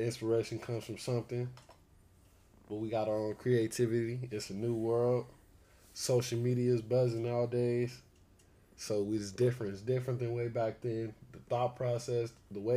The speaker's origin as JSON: {"language": "English", "town": "Victorville", "region": "California", "country": "United States", "tie": "born or raised there", "also_born_or_lived": "Duarte, California", "moved": "as an adult", "lives_now": "Arizona, United States", "said": "I'm from Duarte, but I grew up in Victorville, most of the IE. Grew up in IE. Right now I'm in Arizona"}